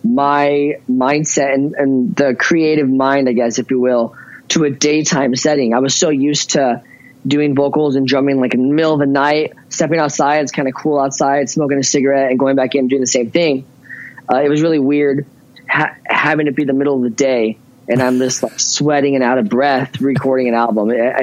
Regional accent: Ventura, California, United States; born there; No, I was not. I was born in Ventura, California, and I only went to Chico State University for college.

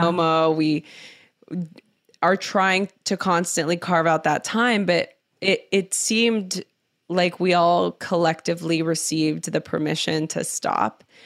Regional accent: Los Angeles, California, United States; I grew up in East Los Angeles

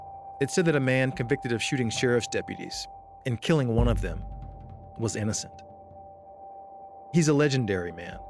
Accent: Atlanta, Georgia, United States; moved to my hometown, Atlanta, Georgia.

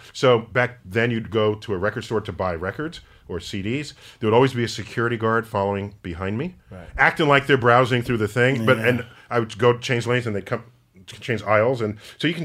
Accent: New York City, New York, United States; a 14-year-old black kid growing up in the Bronx

